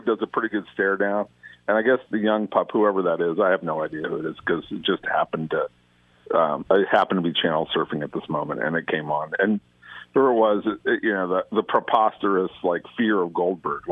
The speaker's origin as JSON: {"language": "English", "town": "Los Angeles", "region": "California", "country": "United States", "tie": "born or raised there", "accent": "Valley", "said": "I grew up in the San Fernando Valley, and I grew up with so many Valley boys, or Valley dudes, as we used to call ourselves."}